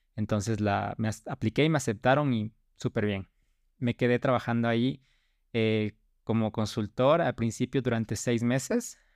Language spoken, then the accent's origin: Spanish; Ecuador; Estudié aquí en Ecuador, soy ecuatoriano